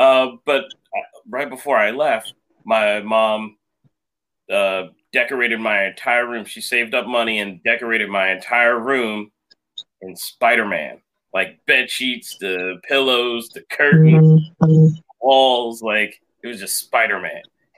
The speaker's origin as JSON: {"language": "English", "town": "Philadelphia", "region": "Pennsylvania", "country": "United States", "tie": "born or raised there", "said": "Well, I was first of my family born in this country here, and I was born in Philadelphia. Families from Jamaica"}